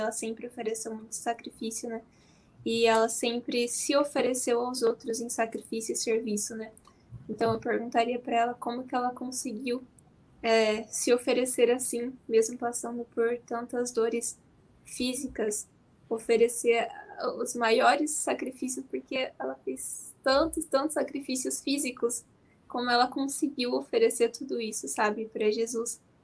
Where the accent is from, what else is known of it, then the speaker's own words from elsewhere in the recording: Maringá, Paraná, Brazil; Eu sou de Guatemi, distrito de Maringá.